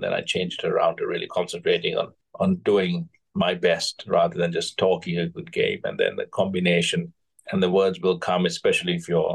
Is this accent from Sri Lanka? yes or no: yes; Kandy, Central Province, Sri Lanka; I was brought up in Kandy, which had green wickets, which was raining all the time